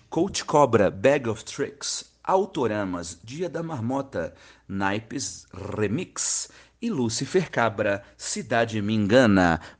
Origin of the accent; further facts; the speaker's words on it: Brasília, Federal District, Brazil; uma dupla de DJs de Brasília, minha terra, olha que beleza meus conterrâneos